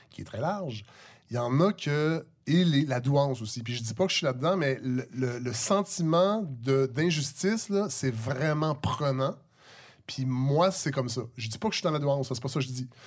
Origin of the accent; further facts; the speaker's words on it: Saint-Hyacinthe, Quebec, Canada; born there; also born or lived in Montréal-Nord / Saint-Luc; j'ai, grandi dans plein de villes. Je suis né à Saint-Hyacinthe, j'ai habité à Montréal-Nord, j'ai habité à Saint-Luc, qui est maintenant à Saint-Jean-Richelieu